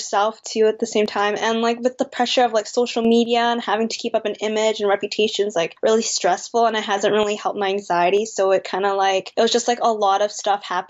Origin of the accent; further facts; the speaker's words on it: Canada; also born or lived in Vancouver, British Columbia; I'm Canadian-born Chinese. I do not speak any Chinese whatsoever